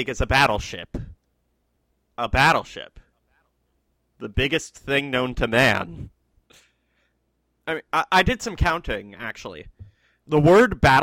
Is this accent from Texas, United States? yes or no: no; Virginia, United States; We're all from Virginia